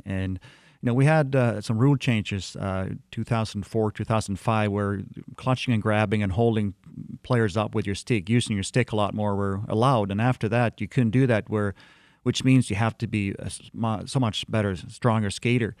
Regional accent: Sweden; moved away as an adult; also born or lived in Detroit area, Michigan; as a little kid, uh, growing up in Sweden

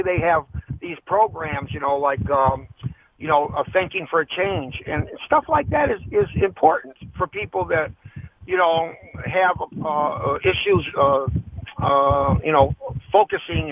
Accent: Highland Park, Michigan, United States; I grew up in Highland Park, Michigan with no family

